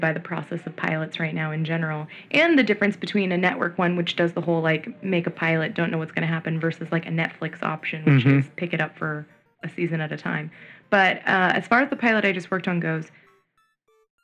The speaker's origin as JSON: {"language": "English", "town": "San Francisco", "region": "California", "country": "United States", "moved": "yes", "lives_now": "Los Angeles, United States", "said": "I'm from the Bay Area"}